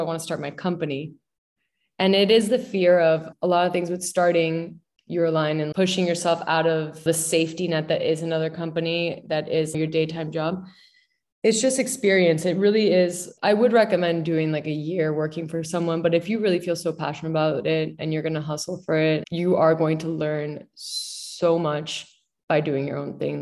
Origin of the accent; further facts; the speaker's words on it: Miami, Florida, United States; also born or lived in Mexico City, Mexico; now in New York City, United States; I grew up in Miami.